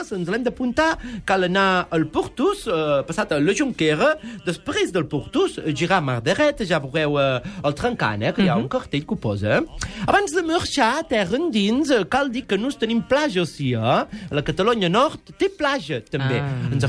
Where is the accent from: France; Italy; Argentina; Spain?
France; Perpignan, Occitania; Jo soc de Perpinyà, país de tramuntana, jo sóc de Perpinyà